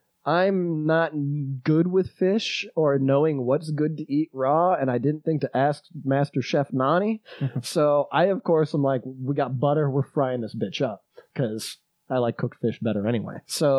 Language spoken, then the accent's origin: English; England, United Kingdom; the whole Icelandic meeting starts and I'm English. I don't know any fucking shit they're saying.